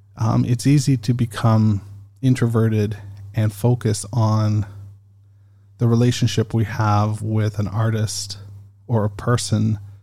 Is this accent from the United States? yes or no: no; Canada; I'm Canadian